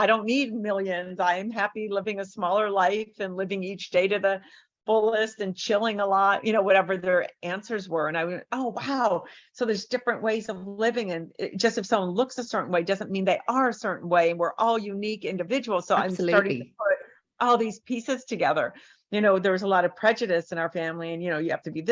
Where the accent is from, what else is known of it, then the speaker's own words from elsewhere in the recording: San Diego, California, United States; moved away as an adult; also born or lived in Detroit, Michigan / Los Angeles; I was born in Detroit until 10, like 10 to 22. I was in San Diego.